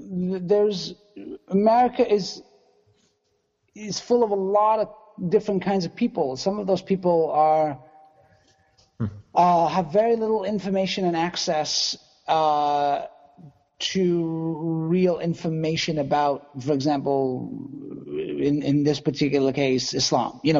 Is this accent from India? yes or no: yes; India; So I did the math because I am Indian and I can do math.